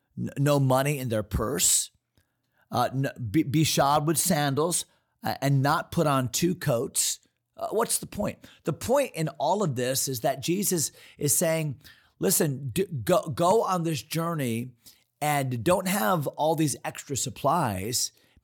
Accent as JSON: {"language": "English", "town": "East Hartland", "region": "Connecticut", "country": "United States", "tie": "born or raised there", "said": "when I grew up in East Hartland, 50, well, I'll be 57 this year or so, 55 years ago, 50 years ago, Janice was my next door neighbor, and my whole town, East Hartland, Connecticut, we're all Norwegians."}